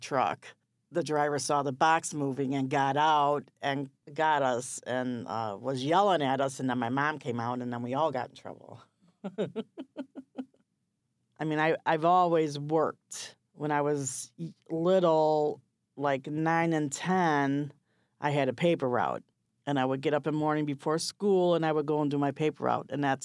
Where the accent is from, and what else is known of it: Chicago, Illinois, United States; born or raised there; also born or lived in Maryville, Tennessee